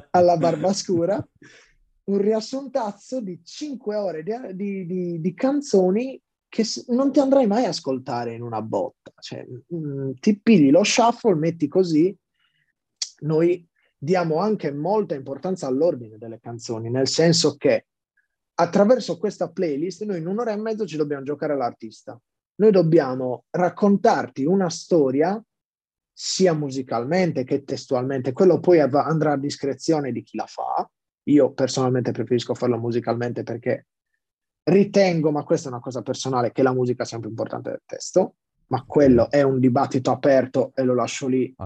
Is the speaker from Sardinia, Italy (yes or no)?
yes; Sassari, Sardinia, Italy; sono nato a Sassari